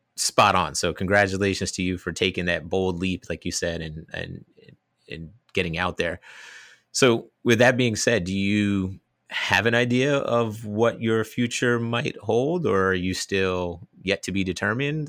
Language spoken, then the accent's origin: English; New Jersey, United States; accent: New Jersey; moved away as an adult; also born or lived in Gainesville, Florida; now in Australia; growing up in North Jersey, I have a little bit of a New Jersey accent